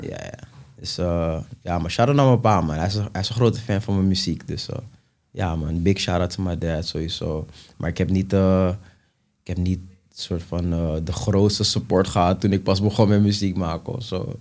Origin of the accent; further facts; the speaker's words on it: Amsterdam, North Holland, Netherlands; ik kom uit de Belmer. Ja. En ik groeide op eh, in een buurt waar gewoon heel veel Surinamers eh, waren bijvoorbeeld.